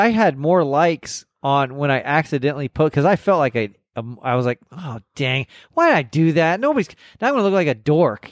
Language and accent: English; Corpus Christi, Texas, United States; accent: Texas; I grew up in, in South Texas and going to hobby shows and, and working on models. And I mean, I, I'm from Corpus Christi.